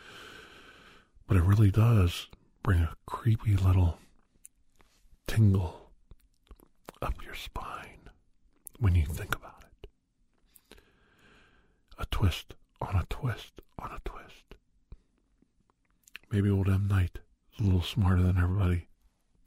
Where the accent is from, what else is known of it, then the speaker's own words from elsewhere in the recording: Ohio, United States; I grew up in Ohio